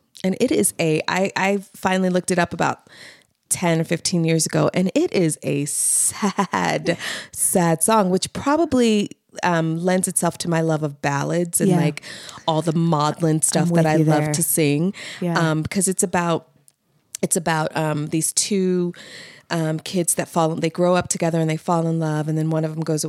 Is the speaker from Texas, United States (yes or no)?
no; Baltimore, Maryland, United States; born or raised there